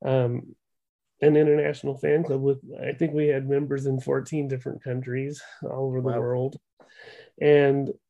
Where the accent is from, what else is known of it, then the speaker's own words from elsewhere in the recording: Eugene, Oregon, United States; Eugene, Oregon, which is my hometown